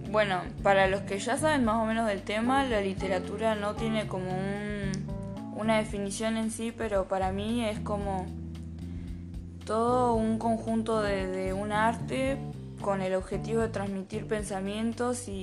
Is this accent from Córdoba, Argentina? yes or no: no; Buenos Aires, Argentina; also born or lived in Bahía Blanca; Yo nací en Bahía Blanca y cuando era chica me, me mudé a Buenos Aires y acá me crié.